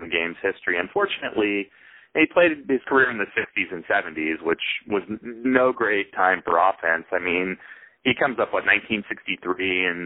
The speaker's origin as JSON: {"language": "English", "region": "Northern California", "country": "United States", "said": "I'm from Northern California"}